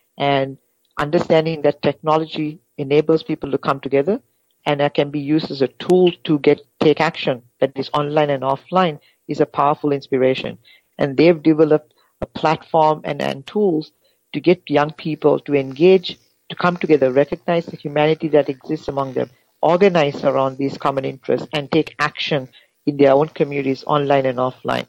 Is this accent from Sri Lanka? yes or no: yes; Sri Lanka; moved away; I'm originally from Sri Lanka. I grew up in Sri Lanka half of my life and half of my life outside the, outside of Sri Lanka